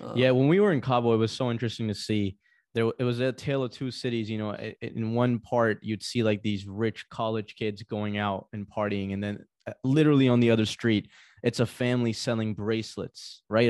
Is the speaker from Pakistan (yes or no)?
yes; Pakistan; moved away; Pakistan, my home country